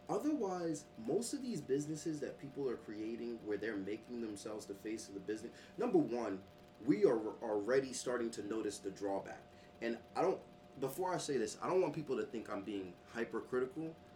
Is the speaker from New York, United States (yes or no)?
yes; New York City, New York, United States; growing up in Brooklyn